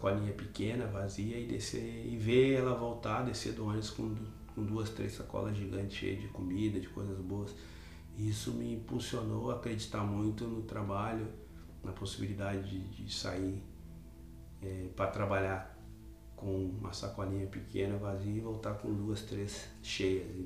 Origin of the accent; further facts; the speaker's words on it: Porto Alegre, Rio Grande do Sul, Brazil; Eu sou nascido e criado na Restinga, né? … não tem nada de Tinga no nome, mas sou reconhecido pela Restinga